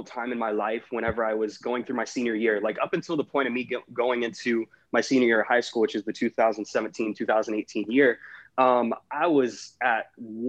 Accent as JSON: {"language": "English", "town": "Jacksonville", "region": "Florida", "country": "United States", "said": "I'm originally from Jacksonville, Florida"}